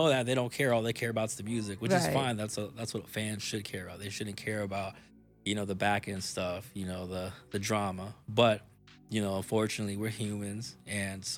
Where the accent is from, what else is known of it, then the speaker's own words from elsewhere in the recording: Portland, Oregon, United States; I'm from Portland